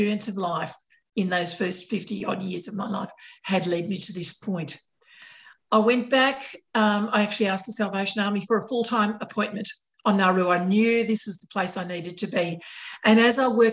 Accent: Sydney, New South Wales, Australia; My area of Sydney, largely white, very monocultural, very conservative

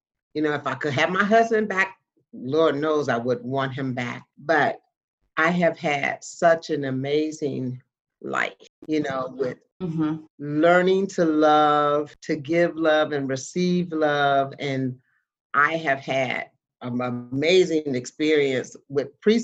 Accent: Ohio, United States; moved away as an adult; also born or lived in Louisiana; now in Iowa, United States; I was 2 years old when my parents moved from Louisiana up north to Ohio

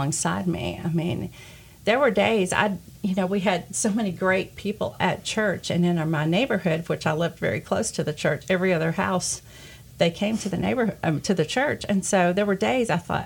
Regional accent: Cleveland, United States; moved away; to move back to my hometown of Cleveland

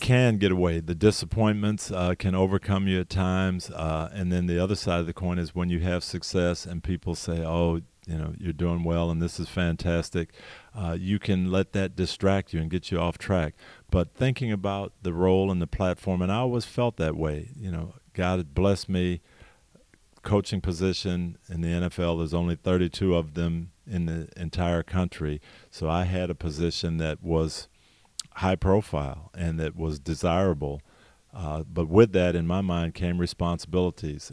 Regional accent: Jackson, Michigan, United States; growing up in Jackson, Michigan, a little small town

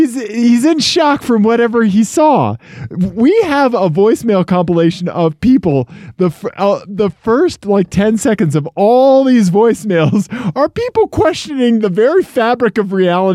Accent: Missouri, United States; because I'm from Missouri

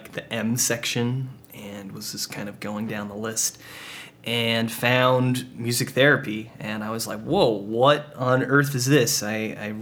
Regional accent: Sunnyvale, California, United States; I grew up in Northern California near San Jose in a small town called Sunnyvale, California

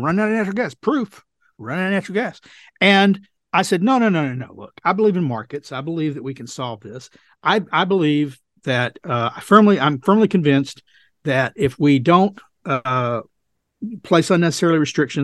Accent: Texas, United States; my home state of Texas

